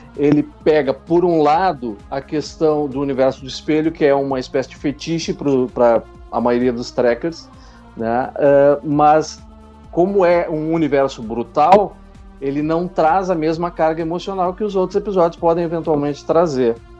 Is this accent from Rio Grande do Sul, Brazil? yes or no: yes; Porto Alegre, Rio Grande do Sul, Brazil; Eu sou de Porto Alegre, Rio Grande do Sul